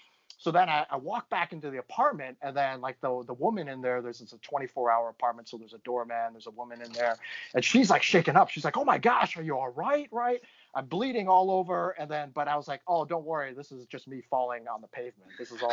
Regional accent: Midwest, United States; It was just amazing to me, just growing up in the Midwest.

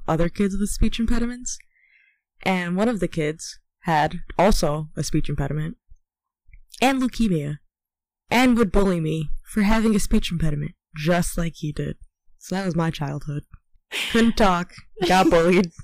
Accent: Texas, United States; I was born in Texas

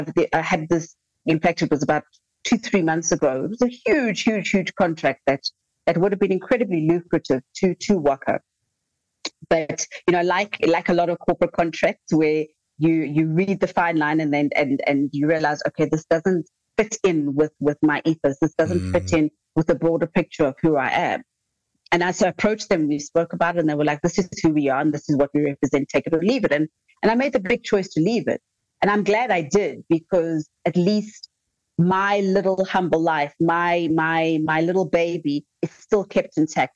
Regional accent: South Africa; as a South African

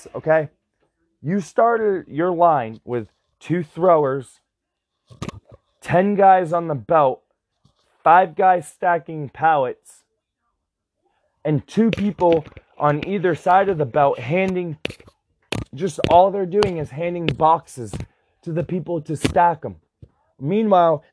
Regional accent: United States; I'm an American citizen.

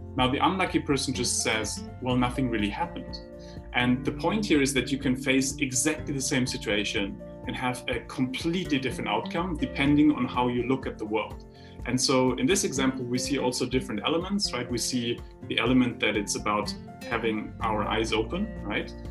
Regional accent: Heidelberg, Baden-Württemberg, Germany; when I grew up in Heidelberg, we had a philosopher's way.

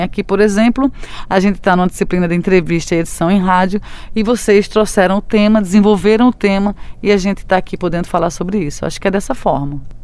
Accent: Brazil; nossas vidas enquanto brasileiros

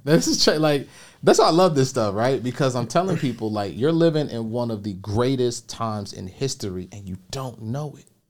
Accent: Chicago, Illinois, United States; I grew up on the south side of Chicago

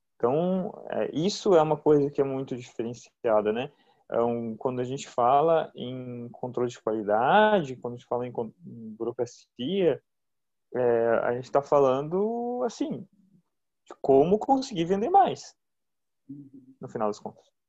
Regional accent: Brazil; como brasileiros

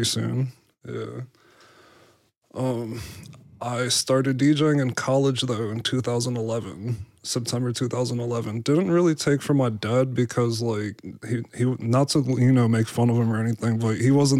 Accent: New York City, New York, United States; also born or lived in Staten Island; now in Pittsburgh, United States; I'm from Canarsie, and then we ended up moving to Staten Island as well.

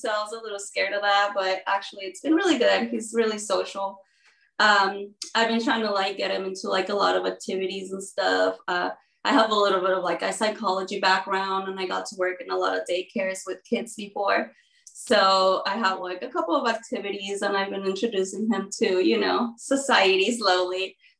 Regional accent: Mexico City, Mexico; moved away as an adult; also born or lived in United States; now in Texas, United States; I was born in Mexico City, and then my dad is a U.S. citizen, so I kind of grew up back and forth my whole life. I lived like 4 years in Mexico, 4 years in the U.S., 5 years in Mexico

